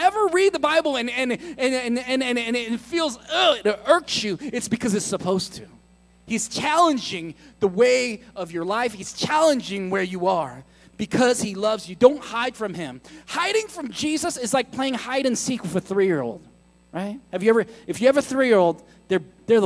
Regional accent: United States; I'm American

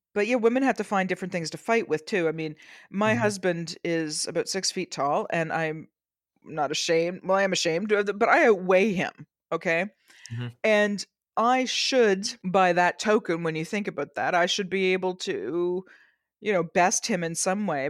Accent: Canada; I'm Canadian.

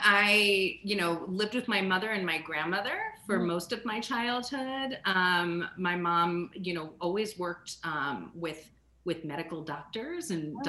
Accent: Rockland County, New York, United States; moved away as an adult; also born or lived in Pittsburgh; now in Tucson, United States; I grew up about 30 miles northwest of New York City in Rockland County, which is very quiet and beautiful. And I would say the most interesting thing about Rockland is its proximity to Manhattan.

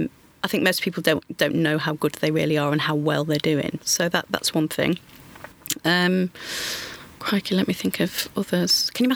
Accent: Grimsby, Yorkshire and the Humber, United Kingdom; So I grew up in Grimsby in Lincolnshire.

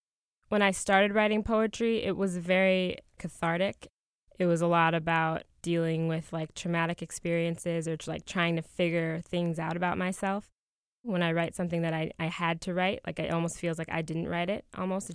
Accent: Chicago, Illinois, United States; I grew up in Beverly, where I was always one of the only black girls in my class.

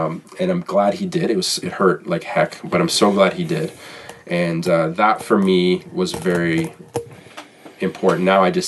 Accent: Toronto, Ontario, Canada; I'm from Toronto

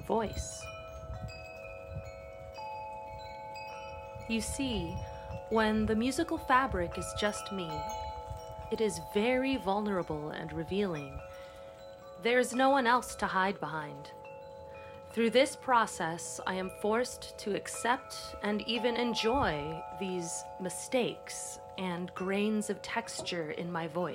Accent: Los Angeles, California, United States; born and raised in Los Angeles, California

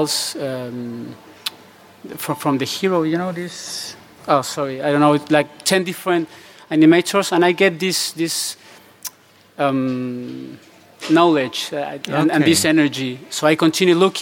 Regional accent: Mexico; English is a second language; moved away; also born or lived in Spain; I am actually from Mexico

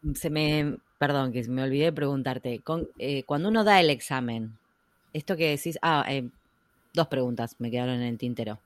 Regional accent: Argentina; siendo argentina

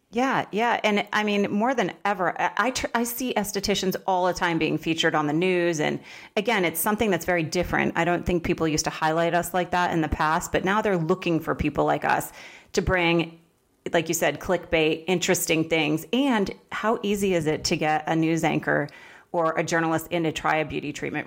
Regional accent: Vermont, United States; moved away; I was from Vermont

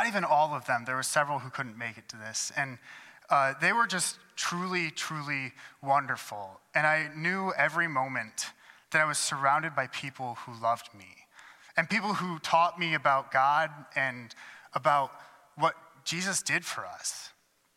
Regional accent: Adrian, Michigan, United States; moved away; at St. John's Lutheran Church in Adrian, Michigan, which is the church that actually spent the first 18 years of my life going

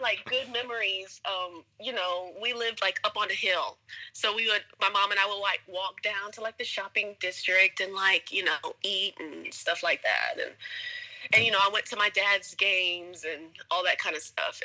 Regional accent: Cartersville, Georgia, United States; moved away as an adult; now in South Korea; I'm originally from the suburbs of Atlanta, Georgia, um, smaller town called Cartersville, and I came to South Korea in 2014

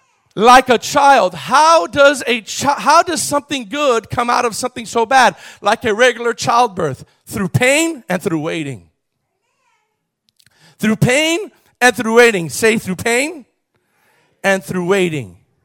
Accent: Miami, Florida, United States; I was raised in Miami, right? I was born in Miami, and I was raised in Miami.

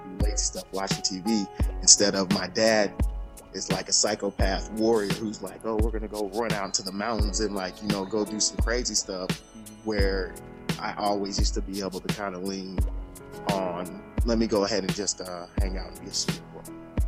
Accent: Shaker Heights, Ohio, United States; also born or lived in Alaska; I did a lot of growing up in Shaker Heights. When we moved down, I thought coming from Alaska to Ohio

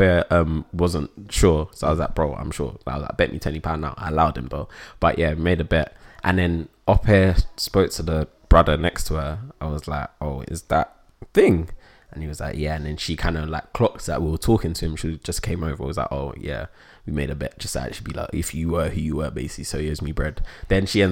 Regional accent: United Kingdom; I'm British.

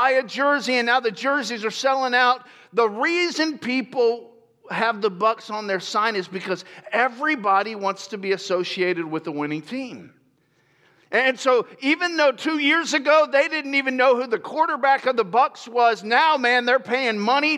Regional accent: Lakeland, Florida, United States; also born or lived in Grand Rapids, Michigan; now in California, United States; I was born in Grand Rapids, Michigan, and when I was 5 years old, my dad moved us to Florida, and we moved to a city called Lakeland, Florida

